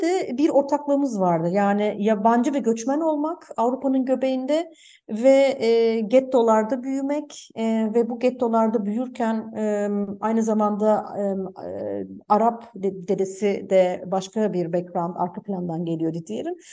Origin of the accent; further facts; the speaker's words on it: Germany; benim de babam Almanya'ya işçi olarak gitti. Ben de Almanya'da doğdum.